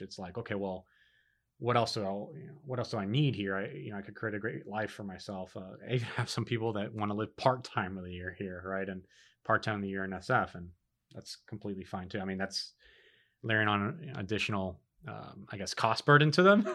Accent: Miami, Florida, United States; born and raised in Miami

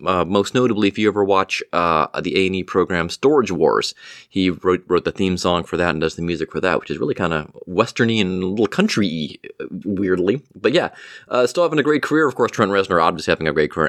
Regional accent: Cleveland, Ohio, United States; my hometown of Cleveland, Ohio

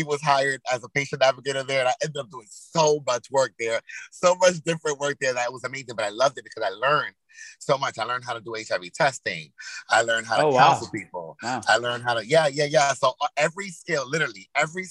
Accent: Yonkers, New York, United States; moved away as an adult; now in Hackensack, United States; originally I'm from Yonkers, New York, YO, home of the Braves.

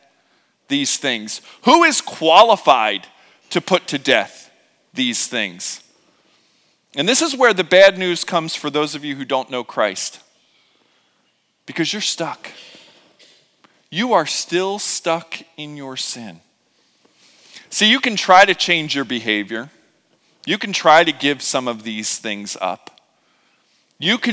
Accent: Philadelphia, Pennsylvania, United States; I growing up in Philadelphia and having to travel to New Jersey a lot

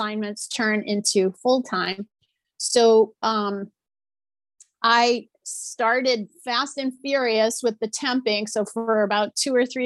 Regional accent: New Orleans, Louisiana, United States; I grew up in New Orleans, Louisiana

